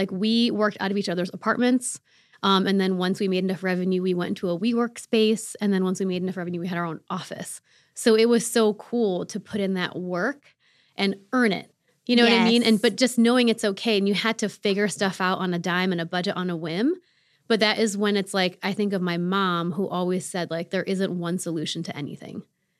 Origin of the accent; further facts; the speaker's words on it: Rochester, New York, United States; And some friends in college founded it in my hometown in Rochester.